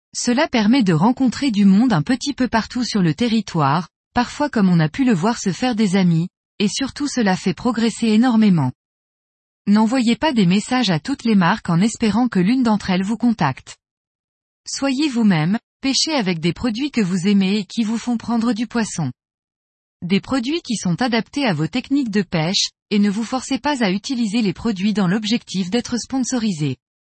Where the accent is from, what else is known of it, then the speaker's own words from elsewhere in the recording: Corsica, France; chez nous en Corse